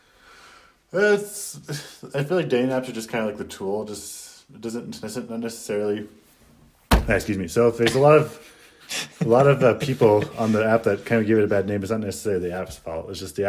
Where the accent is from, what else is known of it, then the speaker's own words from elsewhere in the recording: Idaho, United States; I'm just from Idaho.